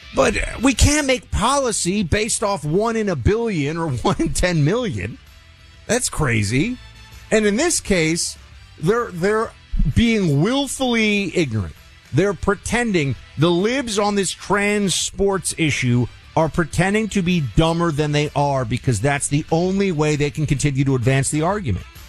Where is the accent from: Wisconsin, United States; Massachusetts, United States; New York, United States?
New York, United States; New York City; my hometown, on my city